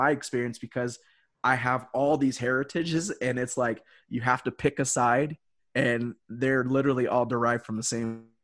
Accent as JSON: {"language": "English", "region": "Hawaii", "country": "United States", "tie": "born or raised there", "said": "I was born in Hawaii, raised by my Puerto Rican grandma, and she made it very clear like it's going to be tough."}